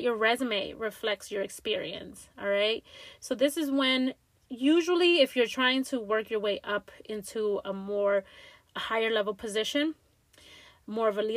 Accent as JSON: {"language": "English", "town": "Langley Park", "region": "Maryland", "country": "United States", "tie": "born or raised there", "said": "little old Latina girl from growing up in Langley Park, Maryland, with immigrant parents"}